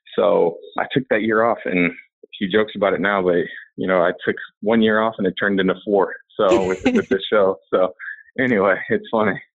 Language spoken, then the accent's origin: English; Indiana and Illinois, Midwest, United States; I grew up in Indiana and Illinois. So I'm a Midwestern guy.